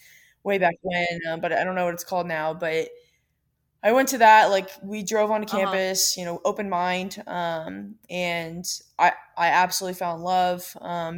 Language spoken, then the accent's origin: English; Virginia Beach, Virginia, United States; growing up in Virginia Beach